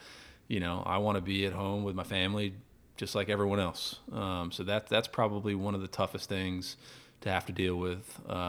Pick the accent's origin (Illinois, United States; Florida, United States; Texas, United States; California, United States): Florida, United States; Orlando; I grew up tarpon fishing in Florida, grew up in Orlando.